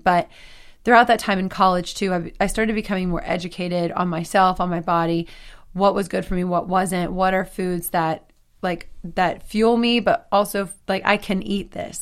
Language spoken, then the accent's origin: English; Texas, United States; moved away as an adult; also born or lived in Nashville; now in Los Angeles, United States; I'm from Texas